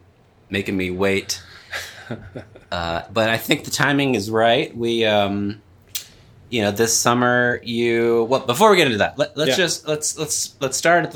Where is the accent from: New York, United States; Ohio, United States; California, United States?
California, United States; Turlock; my hometown of Turlock, California.